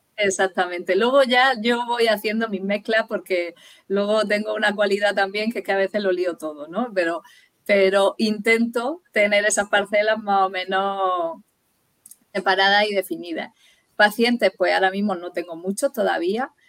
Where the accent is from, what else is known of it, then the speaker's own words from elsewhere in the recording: Murcia, Region of Murcia, Spain; also born or lived in Dublin; Y volví a Murcia, porque yo soy de Murcia